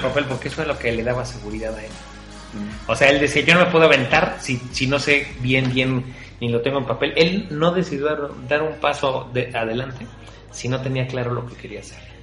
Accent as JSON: {"language": "Spanish", "country": "Mexico", "said": "en México tenemos historias"}